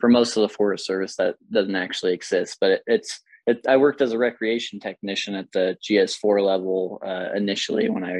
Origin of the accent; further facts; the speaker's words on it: Placerville, California, United States; I grew up in Pollock Pines, Placerville, Georgetown area.